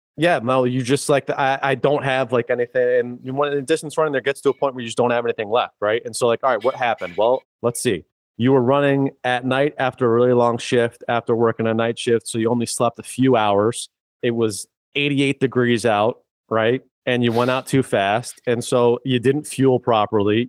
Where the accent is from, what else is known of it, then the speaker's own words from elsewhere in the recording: Worcester, Massachusetts, United States; I'm an Irish kid from Worcester